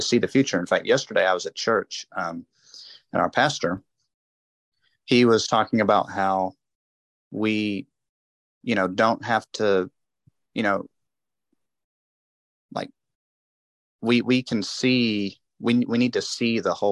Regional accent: United States; I was born here in America.

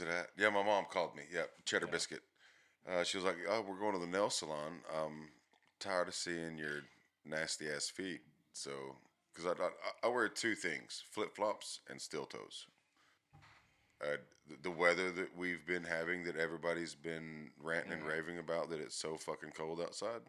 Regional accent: Athens, Texas, United States; in East Texas, Athens, Texas, born and raised

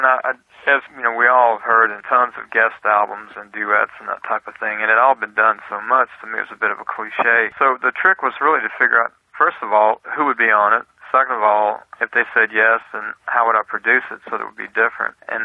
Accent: South Louisiana, United States; also born or lived in Canton, Mississippi; I was born in Canton, Mississippi, and all of my family is originally from northern Mississippi. And we moved to South Louisiana in 1958, and that's where I was raised

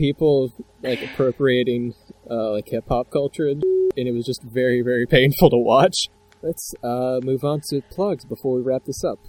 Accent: South Carolina, United States; I'm from South Carolina

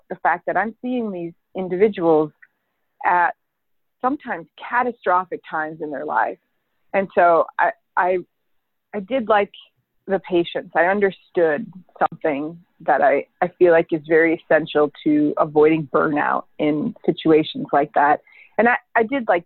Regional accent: Winona, Minnesota, United States; now in Chicago, United States; I grew up in Minnesota in a small town along the Mississippi River, actually. It's very beautiful. It's called Winona.

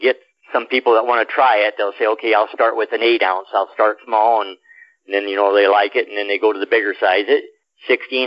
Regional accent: Columbus, Nebraska, United States; I come from Columbus, which is 22,000

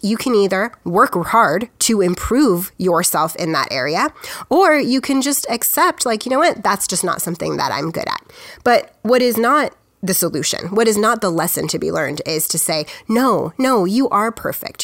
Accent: United States; I'm just an American

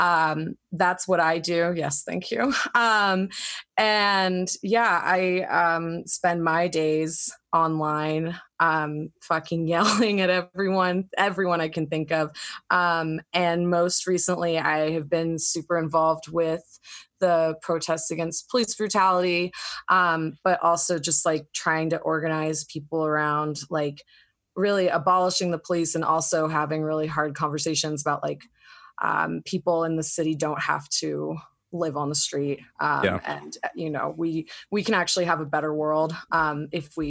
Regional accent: Virginia, United States; now in Utah, United States; I grew up in Virginia

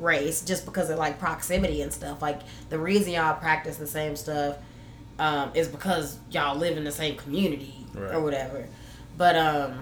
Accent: Texas, United States; I'm from Texas

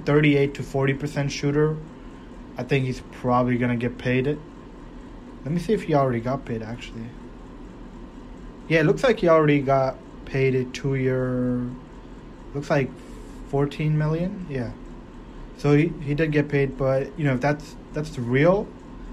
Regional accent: Toronto, Ontario, Canada; I'm from Toronto

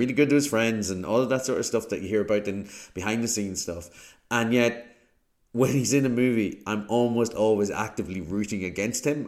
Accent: Ireland; as an Irishman

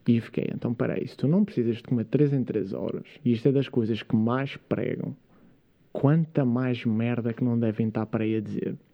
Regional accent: Câmara de Lobos, Madeira, Portugal; also born or lived in Jersey; eu sou natural de, de Câmara de Lobos, uma, uma aldeia pescatória lá da Madeira. Uh, mas onde eu passei a maior parte. Aliás, eu na verdade fui criado em Inglaterra.

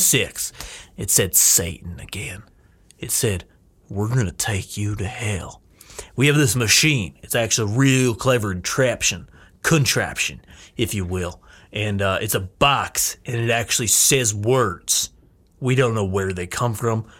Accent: United States; I'm from Washington

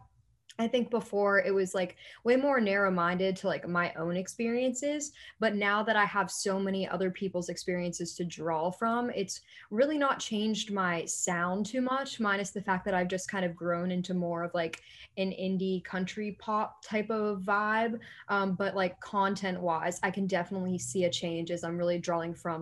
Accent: Pennsylvania, United States; moved away as an adult; now in Columbia, United States; I'm actually from Pennsylvania, fairly central, about 20 minutes outside of Penn State

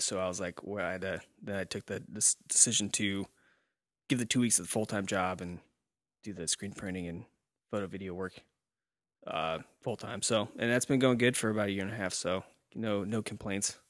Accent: Nebraska, United States; we're from Nebraska

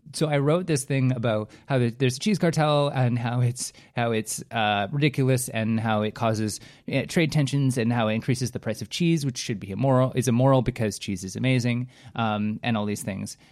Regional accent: Canada; as a Canadian, I have a predisposition to appreciating politeness

